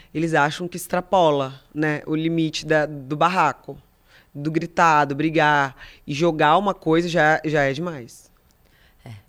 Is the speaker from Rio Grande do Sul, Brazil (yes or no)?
no; Espírito Santo, Brazil; eu sou do Espírito Santo